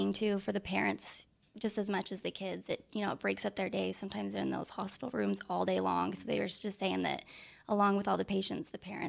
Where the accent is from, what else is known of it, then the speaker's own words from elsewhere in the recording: Utah, United States; moved away as an adult; also born or lived in Phoenix; I'm from Utah, so I grew up in Utah.